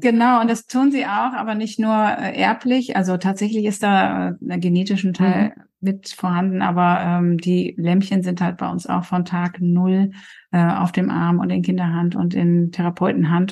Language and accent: German; Coesfeld, North Rhine-Westphalia, Germany; now in Darup, Germany; Ich bin gebürtige Kursfelderin und mein Mann kommt aus Rheine. Mhm. Ähm, also wir sind beide quasi Münsterlandkinder